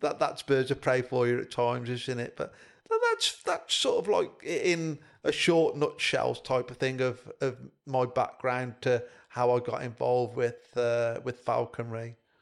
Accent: Highley, West Midlands, United Kingdom; also born or lived in Evesham; where I grew up in Highley, Bybridge North

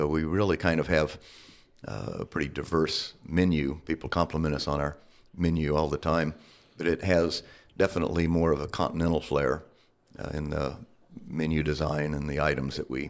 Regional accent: Tulsa, Oklahoma, United States; now in Flagstaff, United States; And originally, I came out from Tulsa, Oklahoma, to Flagstaff on a wrestling scholarship in the 70s.

